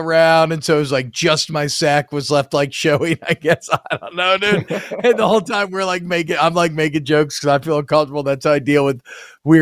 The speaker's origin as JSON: {"language": "English", "town": "Atlanta", "region": "Georgia", "country": "United States", "tie": "born or raised there", "said": "I grew up mainly in Atlanta"}